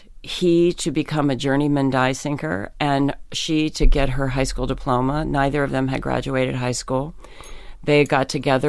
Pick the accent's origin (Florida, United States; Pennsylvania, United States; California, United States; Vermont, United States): Pennsylvania, United States; In Pennsylvania.